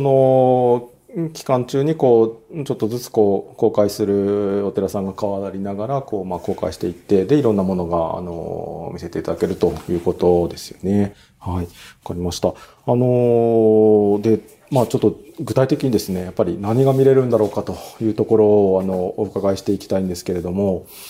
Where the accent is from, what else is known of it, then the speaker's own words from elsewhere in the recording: Fukui, Japan; 私はあの福井の出身なんであの割と近くで育ってはいる